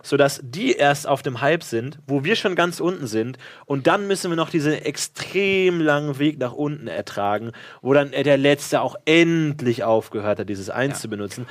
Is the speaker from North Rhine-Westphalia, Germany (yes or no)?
no; Bavaria, Germany; ich bin ja in Bayern aufgewachsen